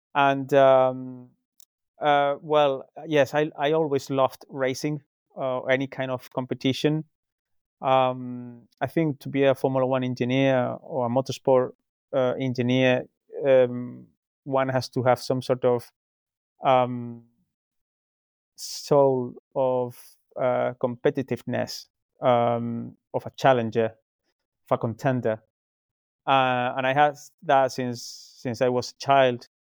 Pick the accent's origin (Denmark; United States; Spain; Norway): Spain; moved away as an adult; now in United Kingdom; I'm originally from Spain, um, but I moved to the UK nearly uh, 17 years ago.